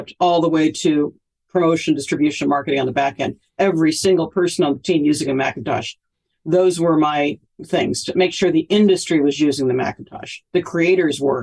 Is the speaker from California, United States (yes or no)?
yes; Cupertino, California, United States; also born or lived in Hollywood; I grew up in Cupertino. It's my hometown. Still live here.